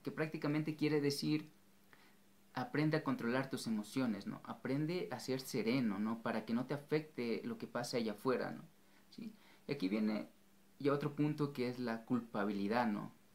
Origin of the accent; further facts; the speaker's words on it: Ecuador; en mi país, Ecuador